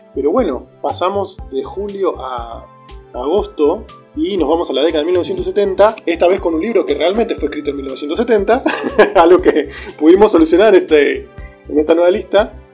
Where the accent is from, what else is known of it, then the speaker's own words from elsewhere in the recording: Argentina; uno siendo argentino